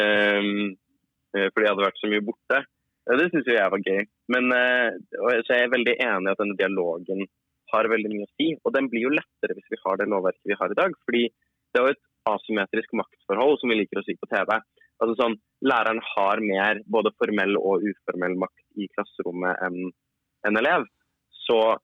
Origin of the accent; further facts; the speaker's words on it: Oslo, Norway; jeg kommer fra Oslo